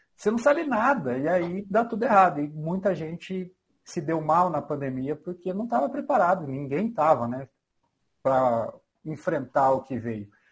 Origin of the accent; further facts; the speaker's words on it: São Bernardo do Campo, São Paulo, Brazil; now in Itajubá, Brazil; sou nascido em São Bernardo do Campo, São Paulo